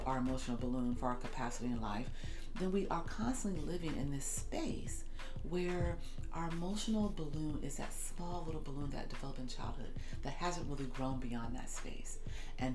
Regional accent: United States; I'm African American, I come from the Black community

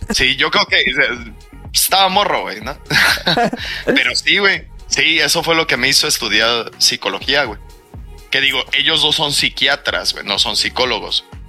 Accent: Mexico; como buen mexicano

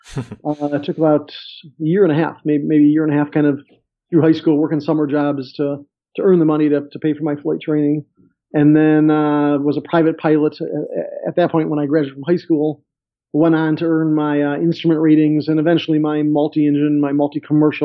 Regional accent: Chicago, Illinois, United States; I grew up in Chicago

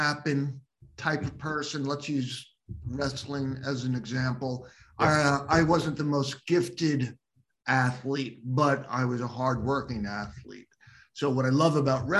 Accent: Long Island, New York, United States; I'm a native New Yorker, grew up on Long Island

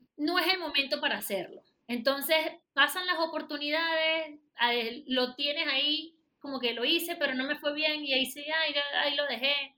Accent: Venezuela; moved away as an adult; now in Panama; Yo soy venezolana, residenciada en Panamá de hace muchísimos años

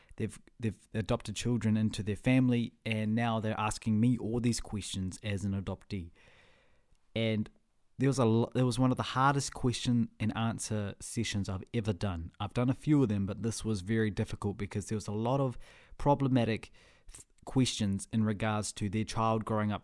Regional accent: Whangarei, Northland, New Zealand; also born or lived in Russia; I was raised in Whangarei

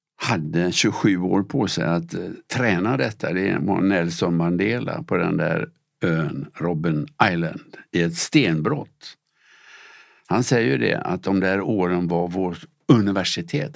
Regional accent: Gothenburg, Västra Götaland, Sweden; Jag växte upp i Göteborg

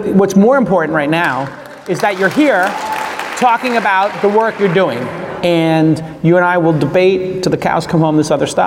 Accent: New York City, New York, United States; I'm from Brooklyn

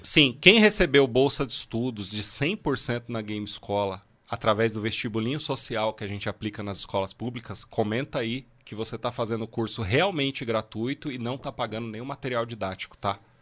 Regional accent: Guarulhos, São Paulo, Brazil; eu nasci em Guarulhos

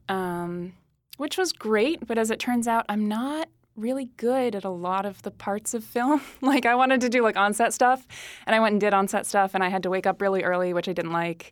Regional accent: Derry, New Hampshire, United States; moved away as an adult; also born or lived in Massachusetts; now in Los Angeles, United States; I was born in Massachusetts, but I, I lived in New Hampshire from the time I was in, like, first grade until I graduated from high school

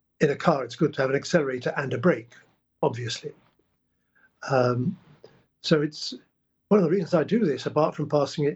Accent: England, United Kingdom; also born or lived in Prague, Czech Republic; I was born in Prague in 1939 and spent the war under Nazi occupation and came over to England in 1946

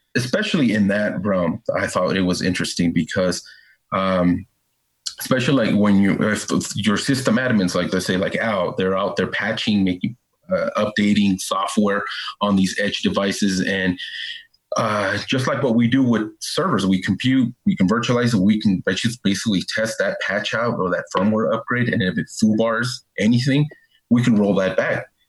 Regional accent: Northern California, United States; moved away; I'm from Northern California

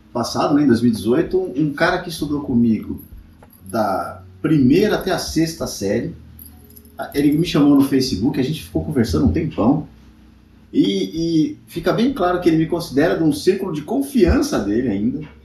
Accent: São Paulo, Brazil; also born or lived in Guarulhos; Então eu morava na bem extremo zona norte, estudava em Santana, que é longe, depois eu fui morar em Guarulhos, agora eu tô aqui na zona oeste

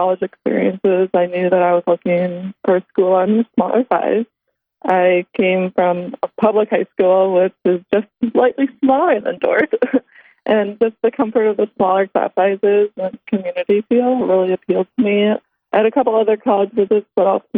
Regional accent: Elm Grove, Wisconsin, United States; I grew up in a small suburb of Milwaukee, Elm Grove, Wisconsin

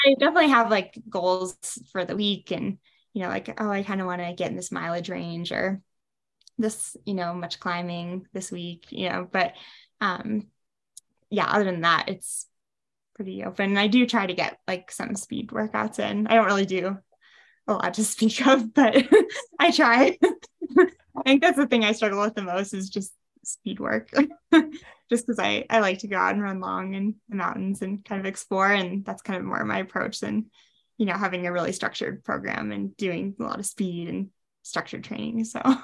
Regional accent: Wisconsin, United States; moved away as an adult; now in Leadville, United States; I grew up in Wisconsin

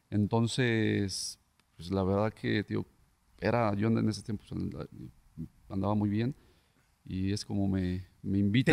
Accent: Tlaquepaque, Jalisco, Mexico; soy de Tlaquepaque, en Tlaquepaque ahí donde empecé a jugar desde los 7, 8 años

